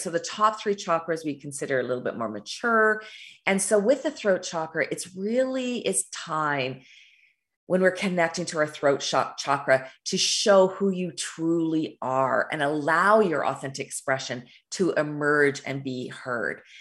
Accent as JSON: {"language": "English", "country": "Canada", "also_born_or_lived": "Alberta, Canada", "said": "I live in Alberta, Canada"}